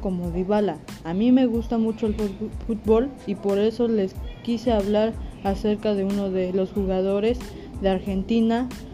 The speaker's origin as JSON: {"language": "Spanish", "town": "Santa Cruz Acapa", "country": "Mexico", "said": "yo soy de Santa Cruz Acapa"}